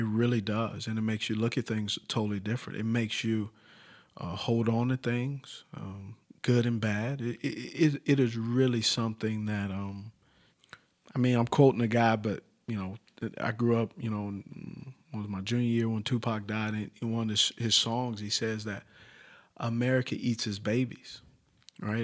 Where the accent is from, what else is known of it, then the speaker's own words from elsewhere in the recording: Los Angeles, California, United States; So where I'm from originally is Los Angeles, California. I grew up, uh, a mile from walking the Compton sign.